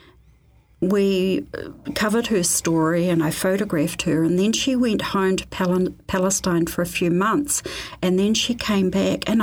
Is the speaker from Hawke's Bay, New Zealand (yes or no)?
no; Ashburton, Canterbury, New Zealand; moved away as an adult; also born or lived in Christchurch; growing up in Ashburton, it was a very much a middle class, white, conservative place